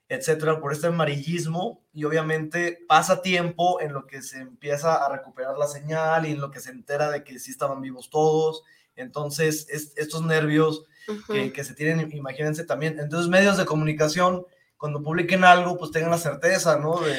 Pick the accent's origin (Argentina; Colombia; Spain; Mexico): Mexico; Guadalajara, Jalisco; Yo nací aquí en, en Guadalajara